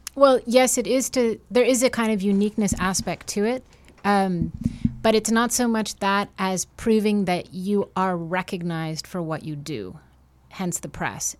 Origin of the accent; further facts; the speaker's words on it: Montreal, Quebec, Canada; moved away; also born or lived in New York; I'm from Montreal